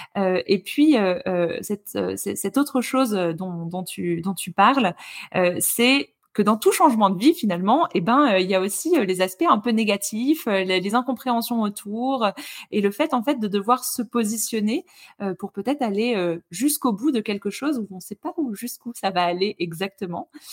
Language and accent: French; Lorraine, Grand Est, France; moved away; je viens de Lorraine à la base